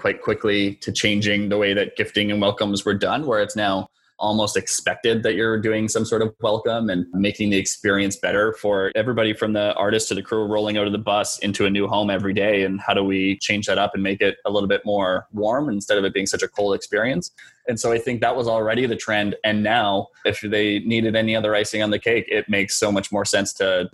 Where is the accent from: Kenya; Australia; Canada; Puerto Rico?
Canada; Northern Ontario; we had this fishing festival in my hometown